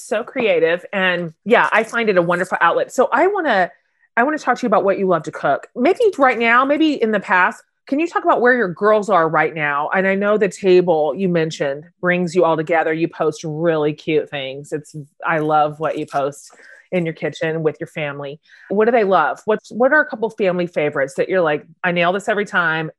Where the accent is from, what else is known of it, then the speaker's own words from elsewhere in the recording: Wichita, Kansas, United States; But you and I are both Kansas girls. I grew up in Wichita